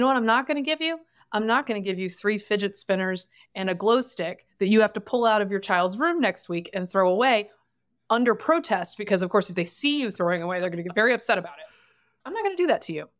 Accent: the South, United States; I am from the South

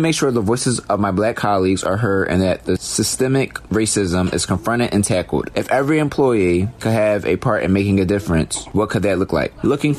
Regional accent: Canada; recent events that have triggered the ongoing movement in both the United States and internationally, I'm from Canada.

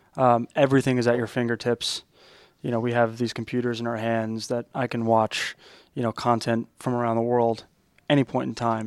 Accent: Long Island, New York, United States; as a kid growing up on Long Island

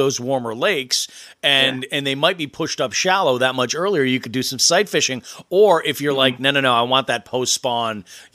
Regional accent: New England, United States; moved away; I grew up in New England

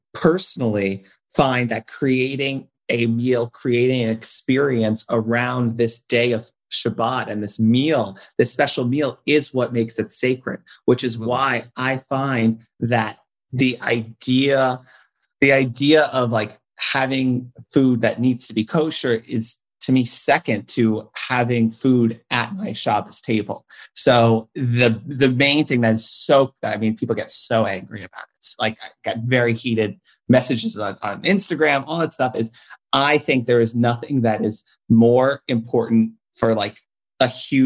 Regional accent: New York City, New York, United States; also born or lived in Long Island; I grew up in Queens, which had a very large Jewish community. Then I moved out to Long Island

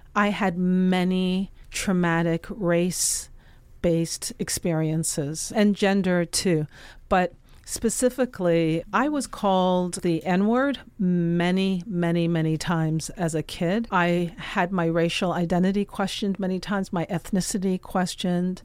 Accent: Toronto, Ontario, Canada; moved away as an adult; also born or lived in Jamaica; now in New York City, United States; my entire childhood was in Canada. I was there right through my college years

